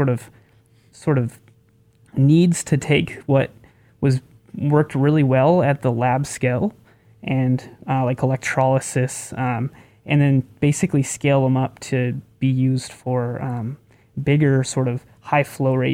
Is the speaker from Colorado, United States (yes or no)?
yes; Durango, Colorado, United States; my hometown of Durango